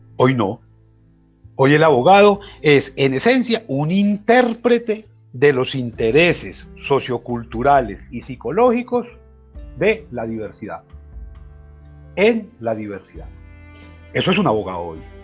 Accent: Antioquia, Colombia

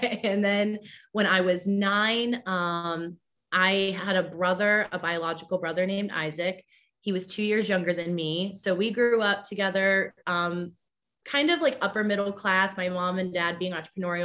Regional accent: Pittsburgh, Pennsylvania, United States; I was actually born and raised here in Pittsburgh

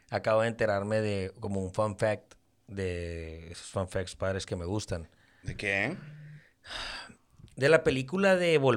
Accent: Mexico; Soy un mexicano gabacho.

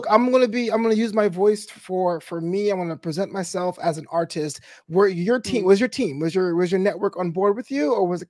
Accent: New York City, New York, United States; moved away as an adult; now in Los Angeles, United States; I was actually raised in Brooklyn. I moved out to Los Angeles about 15 years ago.

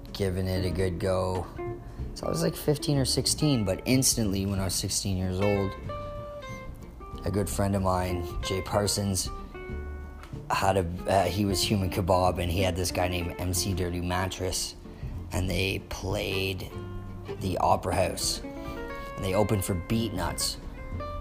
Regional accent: Stouffville, Ontario, Canada; I'm from Stouffville

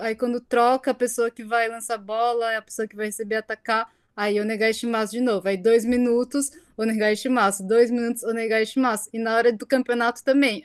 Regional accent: Brazil; now in Japan; no meu caso eu sou brasileira, mas eu pareço japonesa

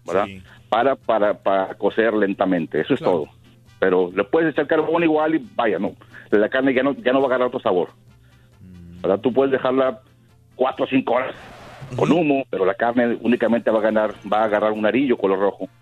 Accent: Reynosa, Tamaulipas, Mexico; yo nací en Reynosa

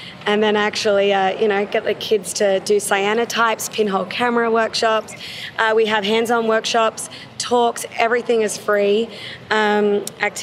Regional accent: Australia; moved away; I'm Australian

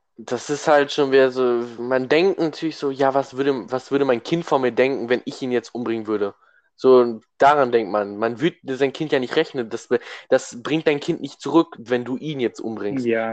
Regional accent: Germany; weil wir Deutsche sind

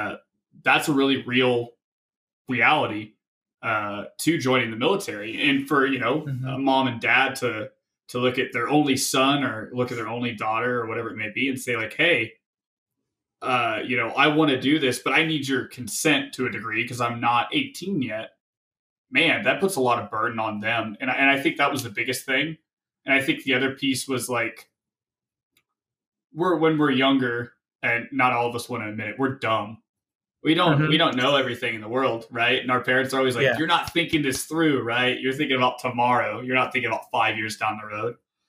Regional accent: Tennessee, United States; So I'm originally from Tennessee, way out east towards the Appalachian Mountains.

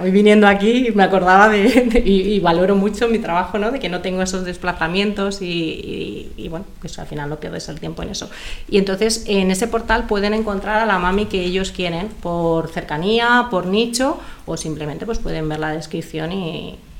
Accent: Madrid, Community of Madrid, Spain; yo soy de Madrid

